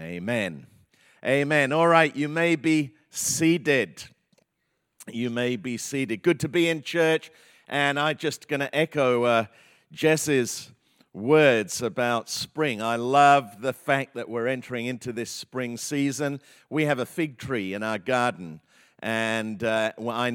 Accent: England, United Kingdom; moved away; I grew up in England in a very kind of, you know, Anglican, conservative church

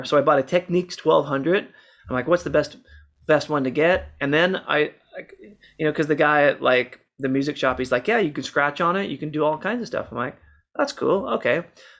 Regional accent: Seattle, Washington, United States; And we've been partnered in music for a really long time, growing up in Seattle.

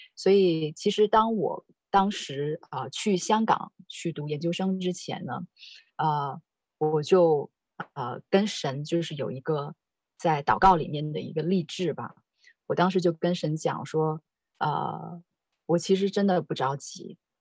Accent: China; moved away; 我是在，啊，大陆长大的

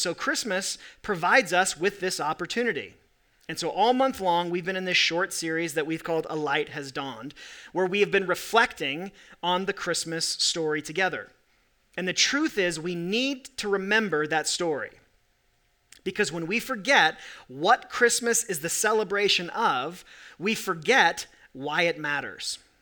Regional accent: Corvallis, Oregon, United States; now in Salt Lake City, United States; I was born in Corvallis, Oregon

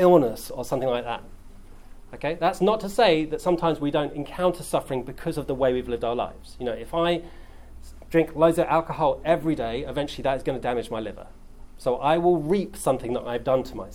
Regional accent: England, United Kingdom; I'm English

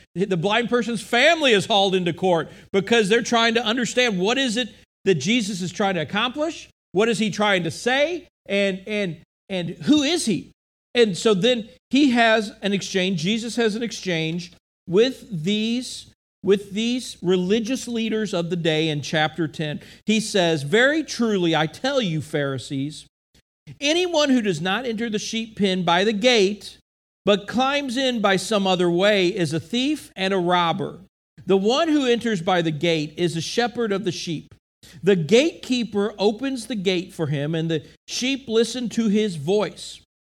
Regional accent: United States; as an American, as a person living in modern day time

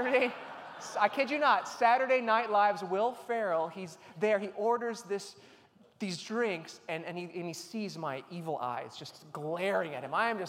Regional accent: Chicago, Illinois, United States; I grew up in the Chicagoland area

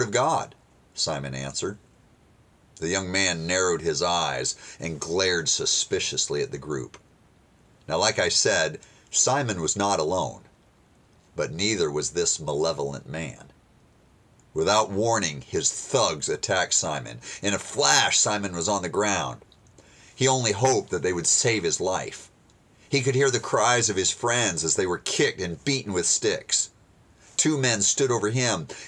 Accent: United States; being an American

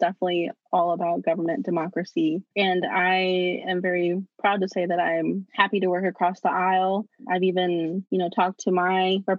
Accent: Navajo Nation, United States; And I say this because I'm Navajo from the Navajo Nation, and we have the highest cases.

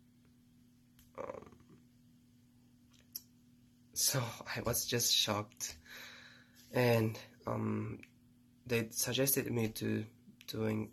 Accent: Japan; English is a second language; moved away as an adult; now in United States; I'm from Japan

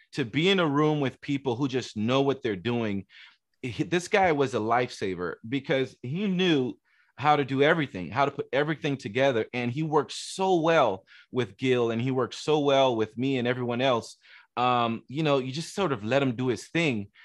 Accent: Miami, Florida, United States; I grew up in Miami

